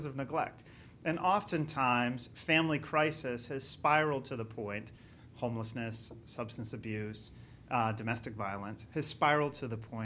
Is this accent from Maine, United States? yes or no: yes; Maine, United States; moved away as an adult; now in Florida, United States; I'm originally from Maine, even though I live in Florida now